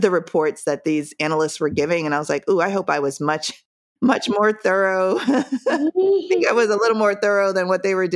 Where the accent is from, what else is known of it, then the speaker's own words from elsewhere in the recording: Jamaica; moved away; I'm from Jamaica, so my cultural upbringing was completely different